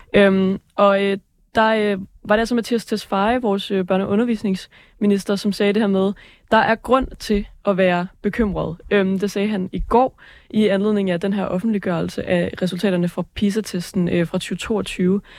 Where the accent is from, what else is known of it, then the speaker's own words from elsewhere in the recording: Aalborg, North Denmark Region, Denmark; moved away; var jeg hjemme i Aalborg, hvor min lillebror, han, øh, han går i 8. klasse